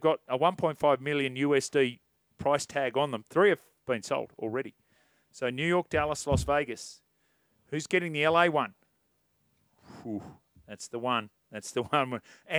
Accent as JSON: {"language": "English", "town": "Waterloo", "region": "New South Wales", "country": "Australia", "tie": "born or raised there", "said": "I grew up in Waterloo, and the Rabbitohs are in my blood."}